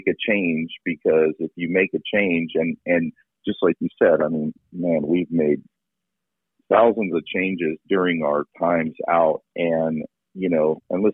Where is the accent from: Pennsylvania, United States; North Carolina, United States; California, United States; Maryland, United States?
Pennsylvania, United States; we grew up in Pennsylvania, where it was, you know, deer hunting